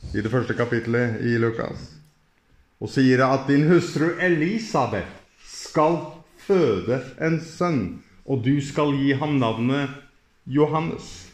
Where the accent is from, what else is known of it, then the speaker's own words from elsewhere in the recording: Norway; Jeg kommer fra Norge